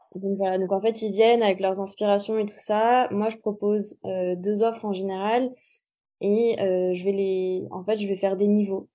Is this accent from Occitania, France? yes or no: yes; Montpellier, Occitania, France; je suis originaire de Montpellier